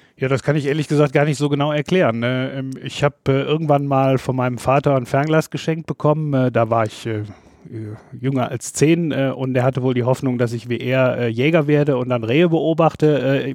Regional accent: North Rhine-Westphalia, Germany; in dem Dorf, wo ich aufgewachsen bin

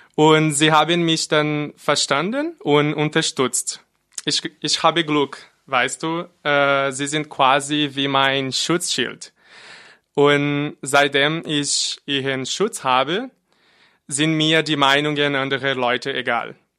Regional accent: Brazil; German is a second language; moved away as an adult; now in Freiburg, Germany; ich bin in Brasilien geboren und vor fast zwei Jahren nach Deutschland gezogen.

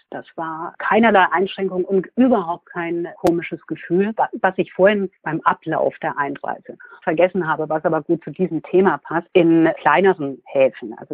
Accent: Würzburg, Bavaria, Germany; now in Munich, Germany; Heimatgefühle habe ich ehrlich gesagt in drei Städten. Das ist einmal München, wo ich lebe, Würzburg, wo ich herkomme, sehr lange gelebt habe und Berlin, wo meine Tochter lebt.

